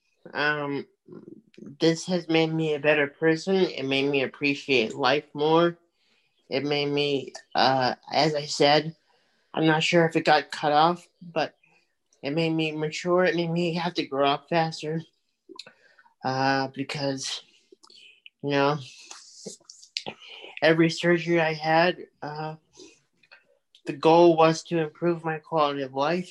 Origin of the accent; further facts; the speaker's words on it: Sedgwick, Massachusetts, United States; I grew up in Sedgwick, Mass